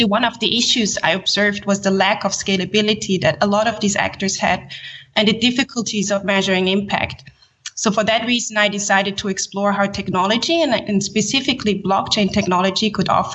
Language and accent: English; Switzerland; also born or lived in Haiti / Geneva, Switzerland; I grew up in Switzerland and studied international relations here in Geneva, where I'm based